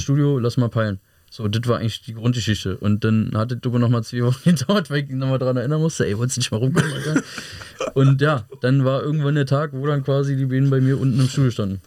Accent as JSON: {"language": "German", "area": "Hohenschönhausen", "region": "Berlin", "country": "Germany", "said": "bei der alten Feuerwache bei uns in Hohenschönhausen"}